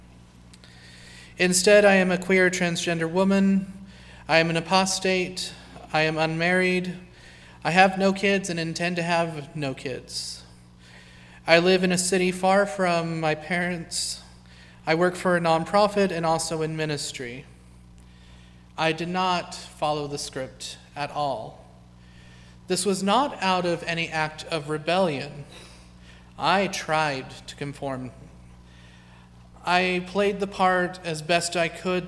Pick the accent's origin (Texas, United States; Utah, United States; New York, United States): Utah, United States; Ogden; I was born in Ogden, Utah, during the height of the Reagan administration